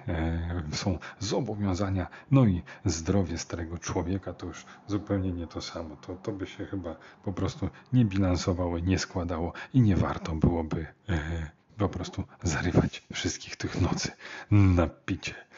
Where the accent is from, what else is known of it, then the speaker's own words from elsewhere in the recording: Warsaw, Masovian Voivodeship, Poland; taki jestem e, warszawiak